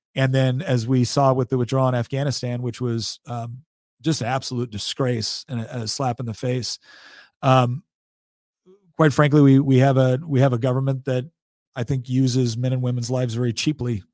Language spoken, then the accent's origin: English; Chico, California, United States; moved away as an adult; also born or lived in Hawaii; now in Virginia, United States; we grew up in a, in a really beautiful, nice little, little place in Northern California called Chico